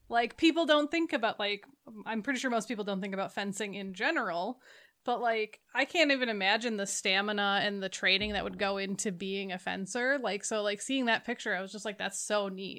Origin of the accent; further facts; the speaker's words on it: Minnesota, United States; I live in Minnesota, I grew up in Minnesota, it is freezing